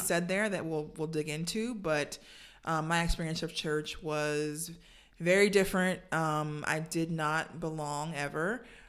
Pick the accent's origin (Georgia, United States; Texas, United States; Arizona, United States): Georgia, United States; Savannah; I grew up in Savannah, Georgia